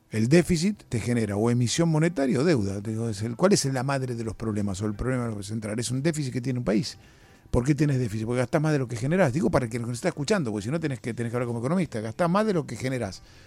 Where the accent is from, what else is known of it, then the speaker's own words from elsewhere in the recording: Argentina; como argentinos